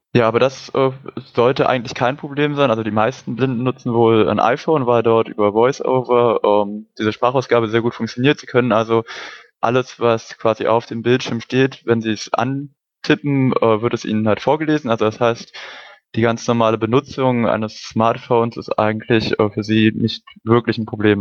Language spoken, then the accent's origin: German; Brandenburg, Germany; moved away as an adult; now in Hamburg, Germany; Also ich bin auch gerade erst nach Hamburg oder im September nach Hamburg gezogen, komme ursprünglich aus Brandenburg